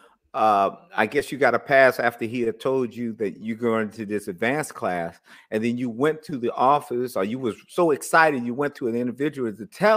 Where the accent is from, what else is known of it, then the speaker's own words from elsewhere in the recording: Oakland, California, United States; I'm from East Oakland